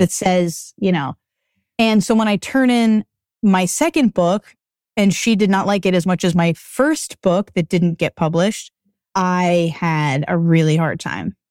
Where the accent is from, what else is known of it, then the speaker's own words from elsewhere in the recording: Acton, Massachusetts, United States; moved away as an adult; also born or lived in Boston, United States; now in Los Angeles, United States; I'm from Acton, Massachusetts, which is forty-five minutes outside of Austin, and I grew up there for most of my teenage